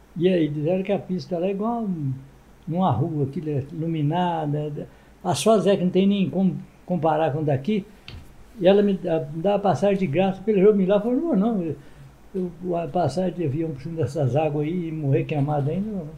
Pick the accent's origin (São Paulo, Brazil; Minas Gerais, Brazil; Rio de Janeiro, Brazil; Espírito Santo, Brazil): Espírito Santo, Brazil; Ibatiba; eu fui criado em Ibatiba